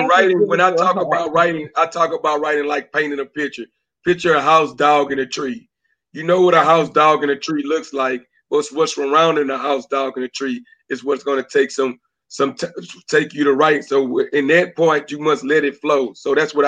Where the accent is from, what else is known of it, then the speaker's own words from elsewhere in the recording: Beaumont, Texas, United States; also born or lived in Atlantic City, New Jersey / Oceanside, California; I'm from Beaumont, Texas, but I was born in Atlantic City, New Jersey